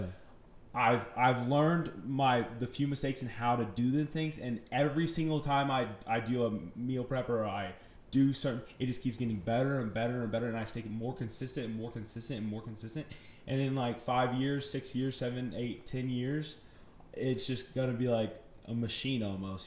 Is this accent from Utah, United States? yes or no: no; Chapel Hill, North Carolina, United States; also born or lived in Mooresville, North Carolina; I'm from Chapel Hill, North Carolina. I was born in uh, Mooresville, North Carolina.